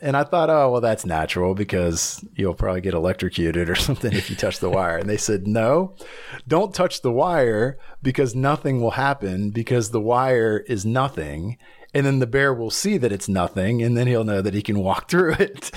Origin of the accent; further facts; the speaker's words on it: Blacksburg, Virginia, United States; moved away as an adult; also born or lived in Atlanta, Georgia / Nashville, Tennessee; now in Los Angeles, United States; I was born and raised in a little town called Blacksburg, Virginia, in Southern Virginia